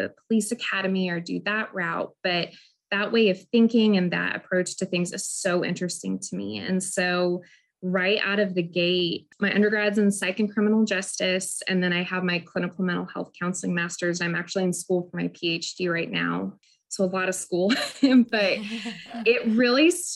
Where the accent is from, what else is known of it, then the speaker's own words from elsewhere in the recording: Wichita, Kansas, United States; moved away as an adult; I'm from Wichita, Kansas originally